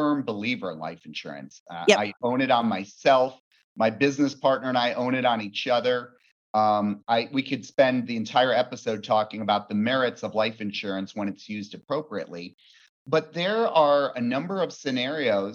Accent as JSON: {"language": "English", "town": "Bend", "region": "Oregon", "country": "United States", "also_born_or_lived": "Fort Worth, Texas", "said": "I am from Bend, Oregon, beautiful Bend."}